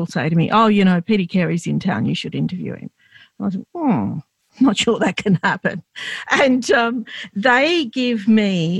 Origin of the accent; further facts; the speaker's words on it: Australia; I was born here, but Lebanese Australian.